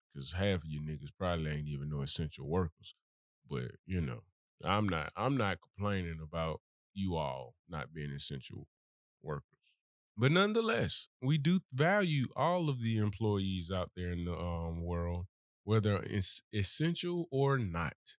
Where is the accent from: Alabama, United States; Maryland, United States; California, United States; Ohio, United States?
Alabama, United States; Birmingham; I'm really from Birmingham. I ain't moved here